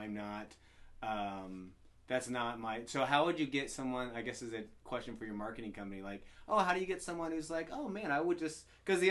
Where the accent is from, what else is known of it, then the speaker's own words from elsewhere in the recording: the South, United States; I'm from the South.